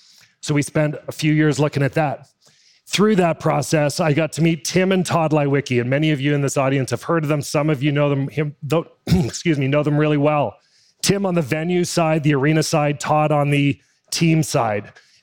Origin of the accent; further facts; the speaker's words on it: Oakville, Ontario, Canada; moved away as an adult; now in Seattle, United States; Born and raised just outside of Toronto in Oakville, I was your prototypical kid, Canadian, skated more than I walked.